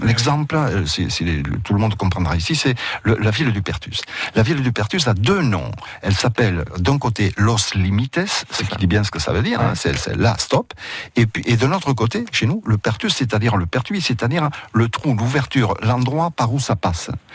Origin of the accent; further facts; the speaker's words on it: Coustouges, Occitania, France; first language Catalan; French is a second language; also born or lived in Bassegoda, Catalonia, Spain; je suis né à Bassagode, de l'autre côté de la frontière. Je suis rentré en France à l'âge de deux mois.